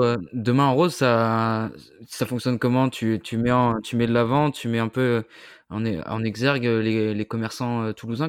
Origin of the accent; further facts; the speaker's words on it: Brittany, France; Breton, en Bretagne, on est aussi très, très, très chauvin